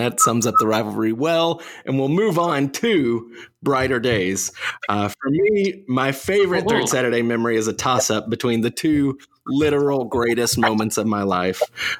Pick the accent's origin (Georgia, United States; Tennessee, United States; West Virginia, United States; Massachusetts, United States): Tennessee, United States; East; I grew up in East Tennessee.